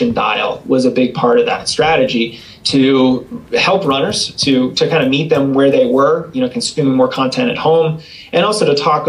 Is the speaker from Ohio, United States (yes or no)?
no; Boston, Massachusetts, United States; now in Colorado, United States; it's my hometown too. So I grew up outside of Boston.